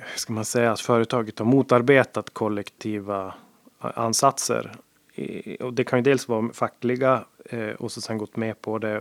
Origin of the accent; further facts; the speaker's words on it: Sweden; also born or lived in Gothenburg; jag var svensk